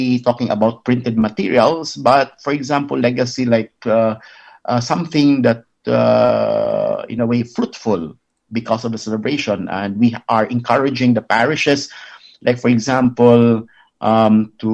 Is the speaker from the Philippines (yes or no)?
yes; Philippines; being a Filipino